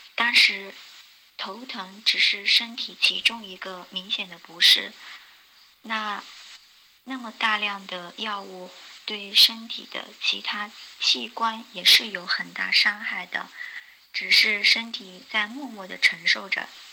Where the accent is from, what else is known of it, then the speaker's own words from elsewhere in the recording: Meizhou, Guangdong, China; also born or lived in Changping, Beijing; now in Beijing, China; 我来自广东梅州，现居北京昌平